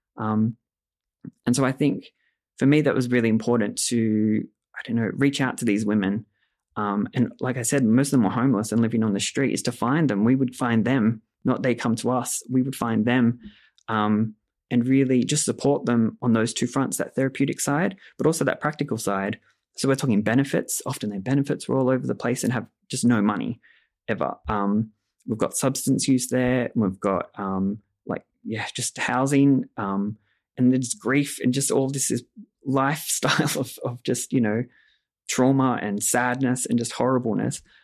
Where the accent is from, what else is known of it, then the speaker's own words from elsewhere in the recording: Australia; I grew up in Australia